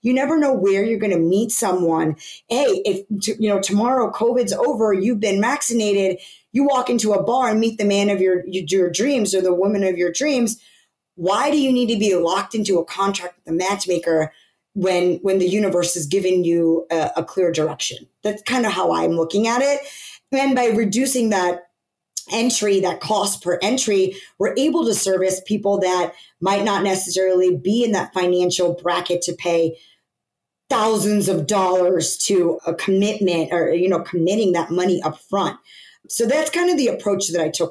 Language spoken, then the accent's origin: English; United States; being born and raised in America, growing up here, going into college here